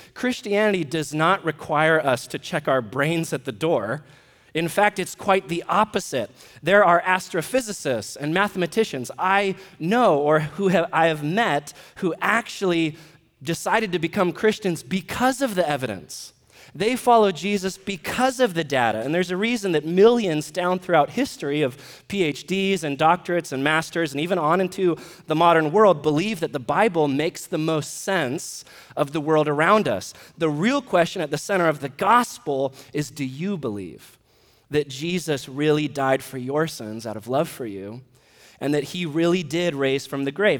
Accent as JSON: {"language": "English", "country": "United States", "said": "we're American citizens"}